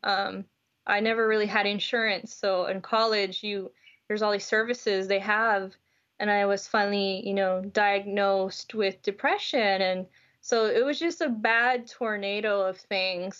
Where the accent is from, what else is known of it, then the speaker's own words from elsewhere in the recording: Houston, Texas, United States; I'm from Houston, Texas, and I grew up, you know, culturally as a Latina